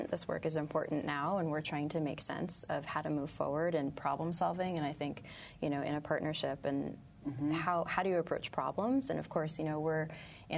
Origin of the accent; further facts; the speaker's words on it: New York City, New York, United States; I was born and raised in Brooklyn, in Sunset Park, South mm-hmm. Brooklyn, and that's actually where I live now as well